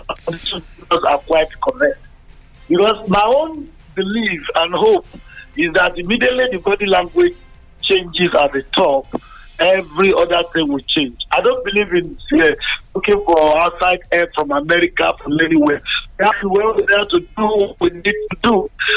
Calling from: Nigeria

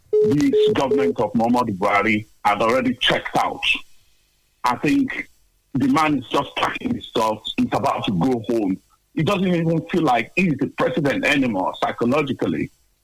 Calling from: London, United Kingdom; I'm calling from Tottenham.

